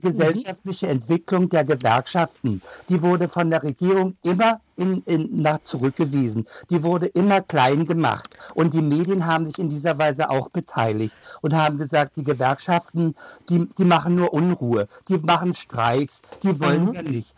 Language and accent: German; Germany; als Deutsche